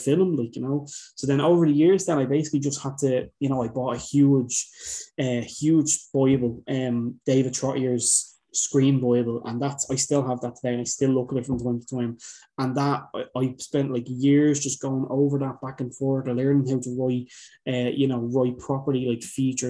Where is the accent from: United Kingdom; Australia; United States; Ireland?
Ireland; Dublin, Leinster; I'm from Dublin.